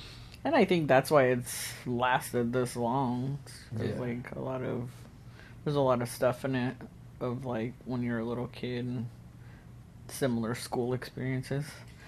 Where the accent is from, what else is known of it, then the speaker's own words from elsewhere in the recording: Southern California, United States; I grew up in California, Southern California.